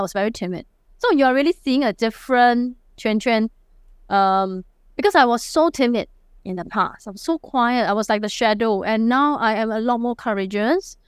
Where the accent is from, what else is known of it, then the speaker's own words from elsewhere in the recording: Singapore; accent: Singlish; I'm a true blue Singaporean